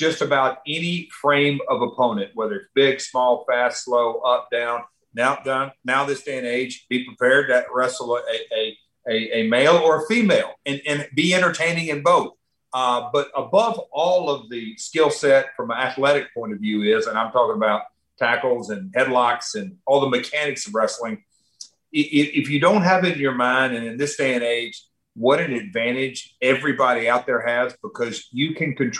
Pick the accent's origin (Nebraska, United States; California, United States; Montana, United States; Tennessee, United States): Tennessee, United States; Nashville; I'm from Nashville, Music City